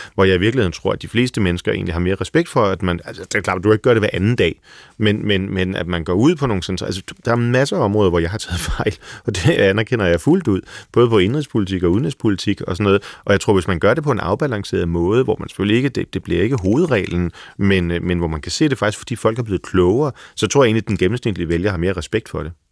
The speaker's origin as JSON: {"language": "Danish", "town": "Frederikssund", "region": "Capital Region of Denmark", "country": "Denmark", "tie": "born or raised there", "said": "Jeg er vokset op i Frederikssund"}